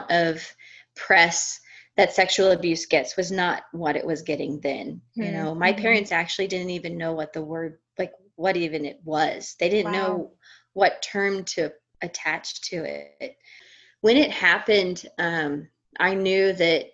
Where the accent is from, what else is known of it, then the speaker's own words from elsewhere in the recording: Missouri, United States; moved away as an adult; also born or lived in Colorado; I was born and raised in Missouri, the Show Me State, and that's where I lived until I was in my early 20s